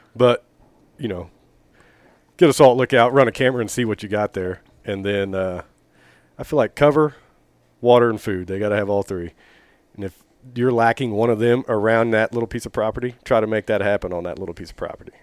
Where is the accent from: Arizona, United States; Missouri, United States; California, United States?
Missouri, United States; Oak Grove; I grew up in Oak Grove